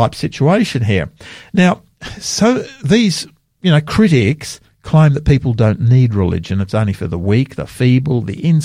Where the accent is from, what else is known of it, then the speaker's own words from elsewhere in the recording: Sydney, New South Wales, Australia; now in South Australia, Australia; I grew up in Sydney as a young man over there